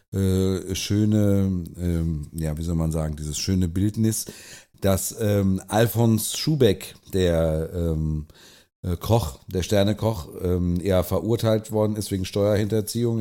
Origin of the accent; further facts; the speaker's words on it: Germany; uns als Deutsche